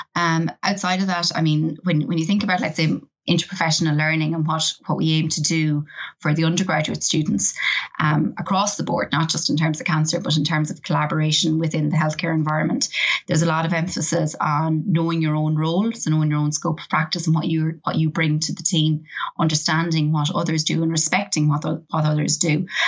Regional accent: Ireland; I, am very Irish

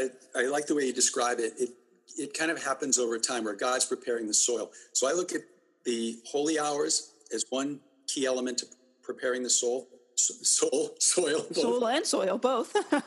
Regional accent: Quincy, Massachusetts, United States; accent: Quincy; I grew up just outside of Boston with my mom, my dad, my brother Pat

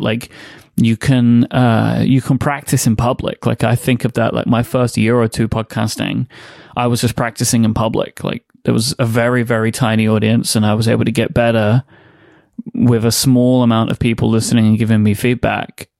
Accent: London, United Kingdom; born and raised in still, uh, London, England. Um, grew up in East London.

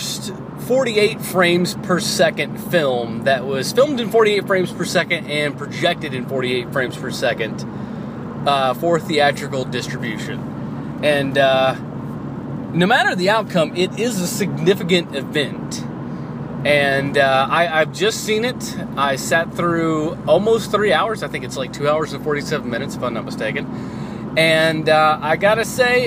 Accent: the South, United States; that's the Southern boy in me. I was brought up in the South.

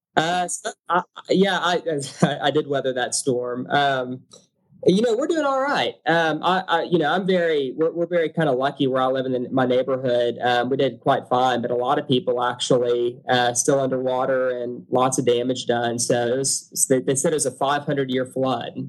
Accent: Beaumont, Texas, United States; now in Houston, United States; I'm from Beaumont, Texas originally, um, which is a little bit east of Houston

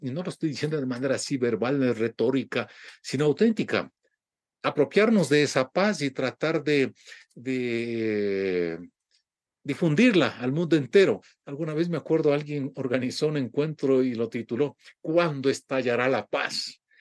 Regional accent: Ecuador; muchos ecuatorianos estamos

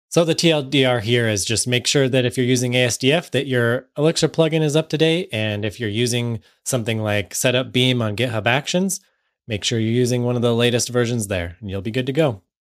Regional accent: United States; I'm from the United States

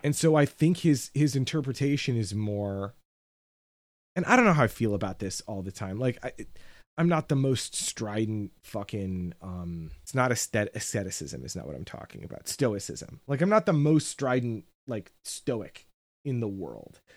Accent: United States; as an American

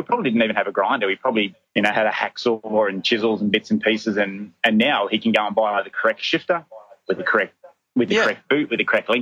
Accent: Bathurst, New South Wales, Australia; now in Townsville, Australia; we grew up around Bathurst

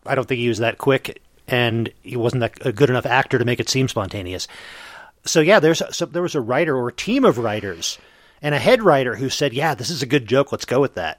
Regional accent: Eastern time zone, Eastern United States, United States; now in Mountain Time zone, United States; I gr- was growing up in the Eastern time zone.

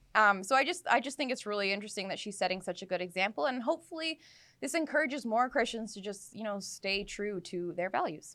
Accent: Abbotsford, British Columbia, Canada; my hometown of Abbotsford

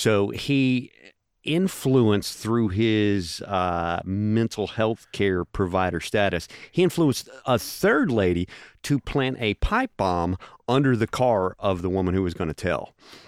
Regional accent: Powell, Tennessee, United States; moved away as an adult; also born or lived in McMinnville, Tennessee / Myrtle Beach, South Carolina; I was born and raised in Powell, actually.

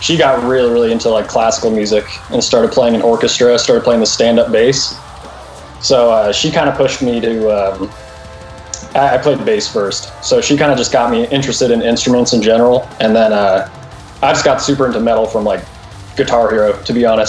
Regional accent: Thousand Oaks, California, United States; born or raised there; moved away as an adult; also born or lived in Alabama; now in Arizona, United States

